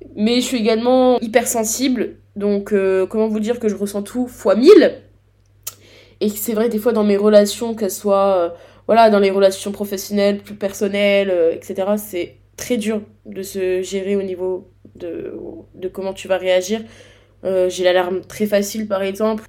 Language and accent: French; Grand Est, France; je suis du Grand Est